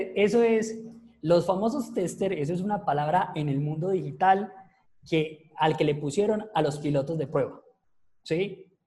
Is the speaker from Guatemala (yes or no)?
no; Paisa, Antioquia, Colombia; soy el peor paisa que ustedes se pueden encontrar